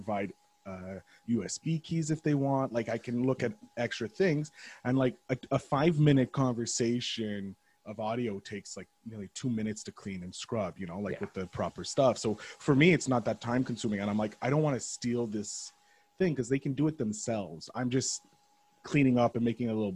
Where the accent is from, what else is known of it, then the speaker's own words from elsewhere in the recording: Montreal, Quebec, Canada; I'm obviously from Montreal, the former colony of you guys